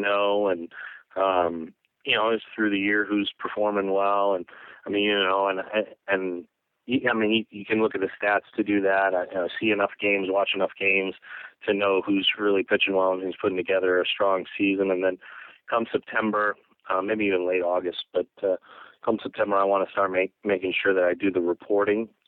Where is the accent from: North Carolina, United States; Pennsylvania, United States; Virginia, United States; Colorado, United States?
Colorado, United States; I grew up in Colorado